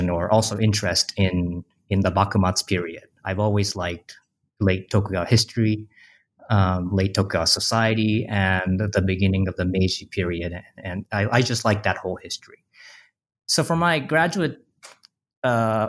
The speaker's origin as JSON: {"language": "English", "country": "Japan", "tie": "born or raised there", "said": "I grew up in Japan in the 90s."}